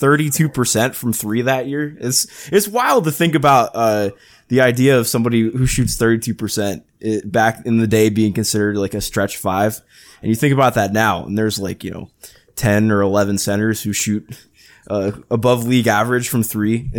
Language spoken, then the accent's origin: English; Ohio, United States; I grew up in Ohio